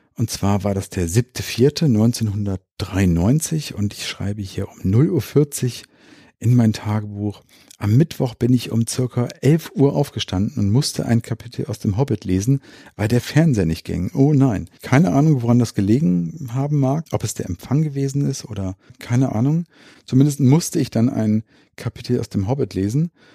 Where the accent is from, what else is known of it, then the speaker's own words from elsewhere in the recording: Hanover, Lower Saxony, Germany; Das ist hier in Linden bei uns in Hannover